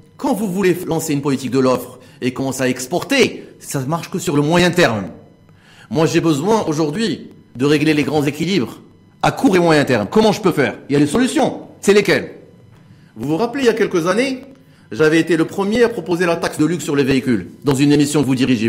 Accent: Morocco; je suis un Marocain

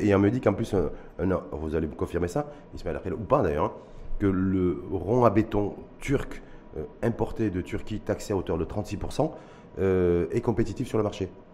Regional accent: Morocco; chez nous, au Maroc

